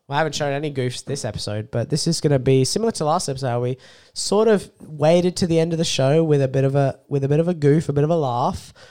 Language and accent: English; Australia; I'm an Australian.